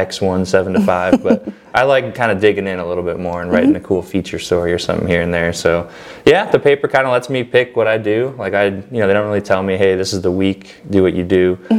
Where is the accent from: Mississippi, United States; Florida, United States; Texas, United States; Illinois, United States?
Illinois, United States; Chicago; moved away as an adult; also born or lived in Iowa / Rocky Mount, North Carolina; now in Greenville, United States; Like if I call my parents back home in Chicago